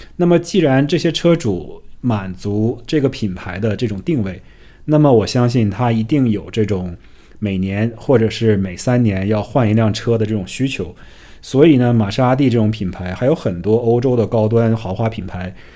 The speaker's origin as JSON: {"language": "Chinese", "country": "China", "moved": "yes", "lives_now": "United States", "said": "我们来自于中国的家庭"}